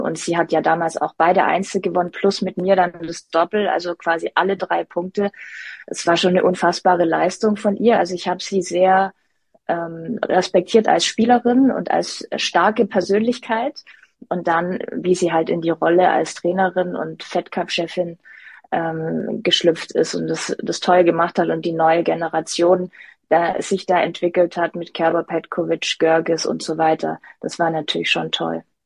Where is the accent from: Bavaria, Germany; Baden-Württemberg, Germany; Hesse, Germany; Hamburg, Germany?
Baden-Württemberg, Germany; Stuttgart; Stuttgart ist meine Heimat